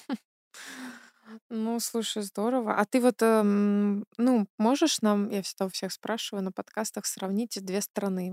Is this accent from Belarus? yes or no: yes; Belarus; now in Germany; я с Беларуси